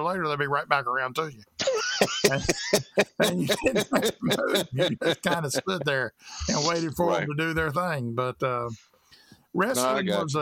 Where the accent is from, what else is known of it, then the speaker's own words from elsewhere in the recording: the South, United States; I grew up in the South